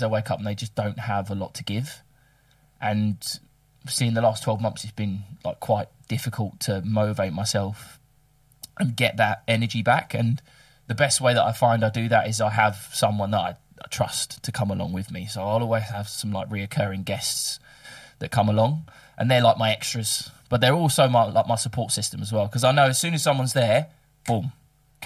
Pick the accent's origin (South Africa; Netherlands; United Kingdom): United Kingdom; England; now in Melbourne, Australia; we're both English